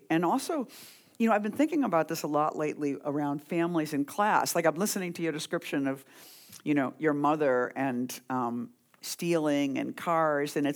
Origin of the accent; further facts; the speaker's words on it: Boston, Massachusetts, United States; moved away as an adult; also born or lived in New York; I grew up in Boston and I came to New York in the '70s